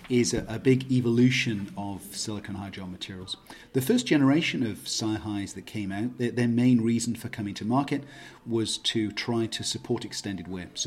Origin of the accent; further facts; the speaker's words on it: United Kingdom; moved away as an adult; now in Waterloo, Canada; Waterloo is about an hour and a half to the west of Toronto, so I'm now based in Canada. Um, I'm originally a British trained optometrist, moved to Canada almost exactly 20 years or so ago.